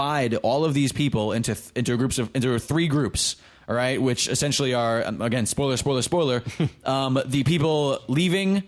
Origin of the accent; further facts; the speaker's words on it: New York, United States; I'm from New York